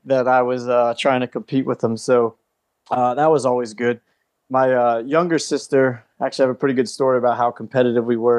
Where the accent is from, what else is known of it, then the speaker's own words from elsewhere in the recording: Calvert County, Maryland, United States; I grew up in Calvert County, Maryland